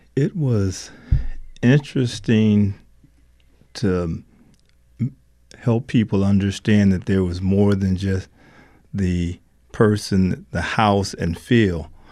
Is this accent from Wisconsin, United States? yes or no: no; Alabama, United States; I was born in Alabama